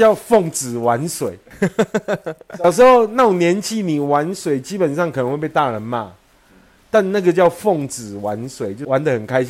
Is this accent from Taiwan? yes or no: yes; Xinzhuang, New Taipei, Taiwan; 我们小时候在新庄